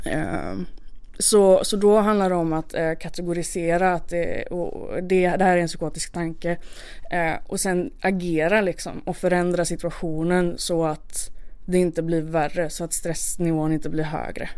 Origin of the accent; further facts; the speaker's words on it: Malmö, Skåne, Sweden; jag fick åka hem då till eh, min hemort, till, tillbaka till Malmö